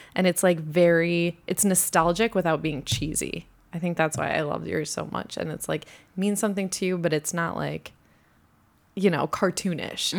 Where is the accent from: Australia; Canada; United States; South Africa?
United States; also born or lived in Fort Worth / Minnesota; I, also being American